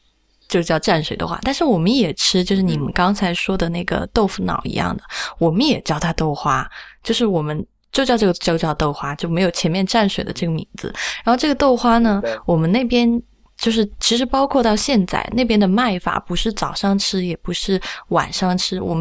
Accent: Sichuan, China; 我是四川人

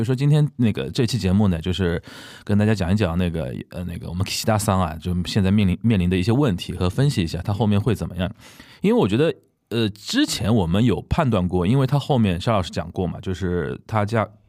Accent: Shanghai, China; 我们上海人叫底兜的

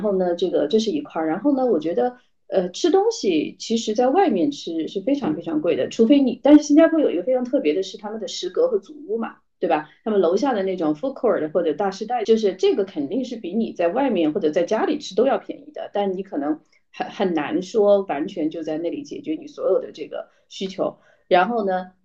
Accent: Chongqing, China; now in Singapore; 我是重庆人，我是，我是一个吃，典型的四川胃

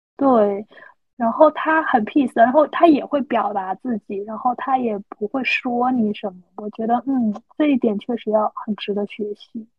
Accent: Guangdong, China; 像我们这种广东的这边就可能比较清淡

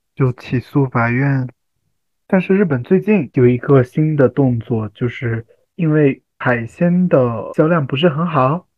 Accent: Fujian, China; 因为福建的嘛

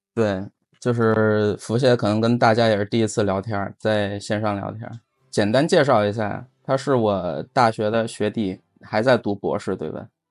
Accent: China; 我是中国人

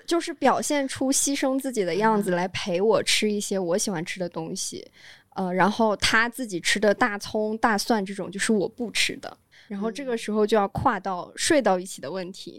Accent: Guangdong, China; also born or lived in northern China; 虽然我是北方人，但是我小时候是在广东长大的，所以小时候的饮食习惯就比较偏广东

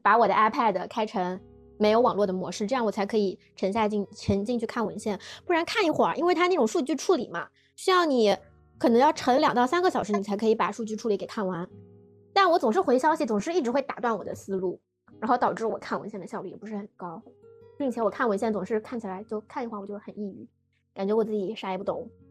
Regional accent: Shanghai, China; 我是一个土生土长的上海人

